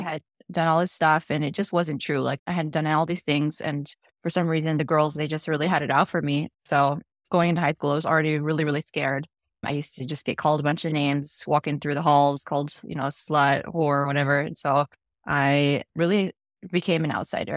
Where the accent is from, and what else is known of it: Dallas, Texas, United States; born or raised there; also born or lived in Chihuahua, Mexico